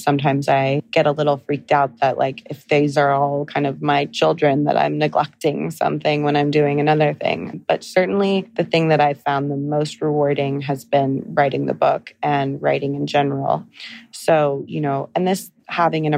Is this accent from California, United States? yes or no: yes; Encinitas, California, United States; moved away as an adult; also born or lived in London / Los Angeles; now in New York City, United States; I'm really a California girl. I'm from North County, San Diego, this little town called Encinitas